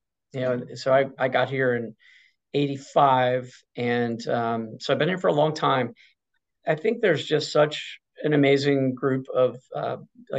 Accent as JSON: {"language": "English", "town": "Norfolk", "region": "Virginia", "country": "United States", "tie": "born or raised there", "also_born_or_lived": "Chapel Hill, North Carolina", "said": "I'm from the Norfolk, Virginia area. Went to a school there called Norfolk Academy"}